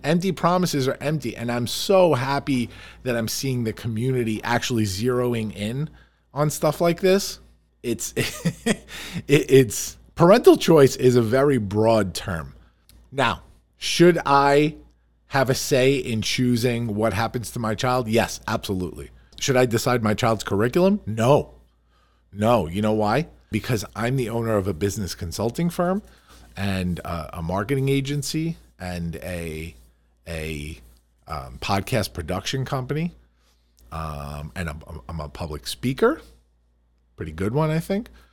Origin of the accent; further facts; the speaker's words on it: Farmingdale, New York, United States; I grew up here